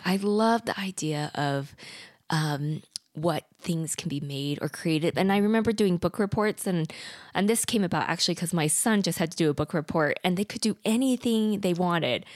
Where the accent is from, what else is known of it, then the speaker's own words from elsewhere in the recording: Idaho, United States; moved away; also born or lived in South Korea; I was adopted from Korea at eight months old, and I grew up in the rural areas of Idaho on a dirt road